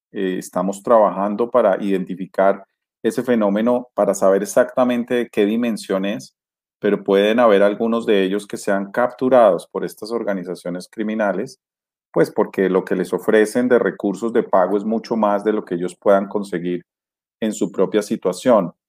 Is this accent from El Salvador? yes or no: no; Colombia; para nosotros como colombianos